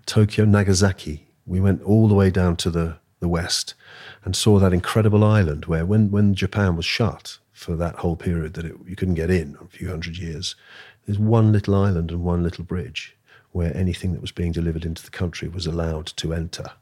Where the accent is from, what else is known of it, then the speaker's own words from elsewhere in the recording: London, United Kingdom; also born or lived in Austria; I was born here in London, and speaking German